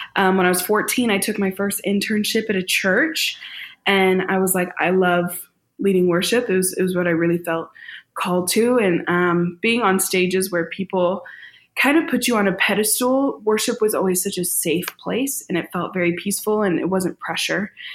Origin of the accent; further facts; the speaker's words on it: St. Louis, Missouri, United States; I was born and raised in St. Louis